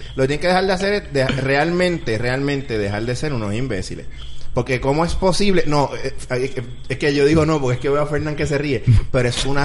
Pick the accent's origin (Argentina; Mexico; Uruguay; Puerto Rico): Puerto Rico; como puertorriqueño